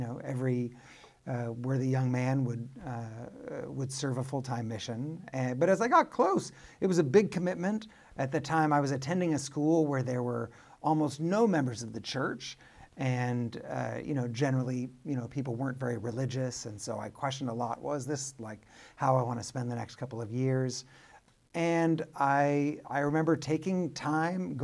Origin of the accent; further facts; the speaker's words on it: Arcadia, California, United States; I grew up in Southern California, a suburb of Los Angeles called Arcadia.